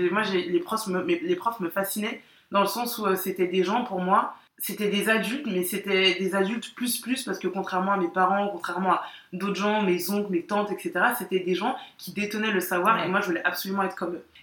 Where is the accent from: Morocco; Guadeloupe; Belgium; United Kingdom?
Guadeloupe; moi, je suis guadeloupéenne. Je suis née et j'ai grandi ici, mais, mais je suis guadeloupéenne.